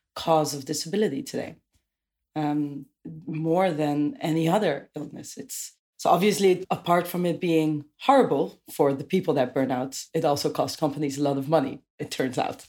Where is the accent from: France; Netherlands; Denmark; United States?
Netherlands; Amersfoort, Utrecht; now in Amsterdam, Netherlands; I moved there from a town called Amersfoort